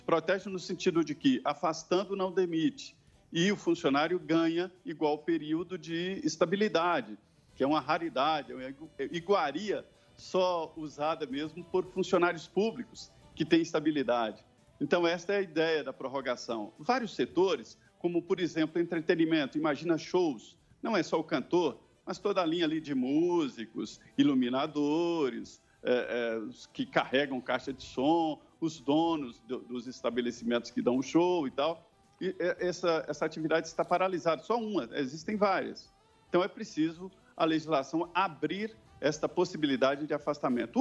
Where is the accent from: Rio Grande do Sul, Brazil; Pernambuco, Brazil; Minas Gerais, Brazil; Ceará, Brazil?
Minas Gerais, Brazil; Medina; moved away; also born or lived in Belo Horizonte / Barbacena; sou do Vale do Jequitinhonha, mas estudei em Belo Horizonte, fiz faculdade em Belo Horizonte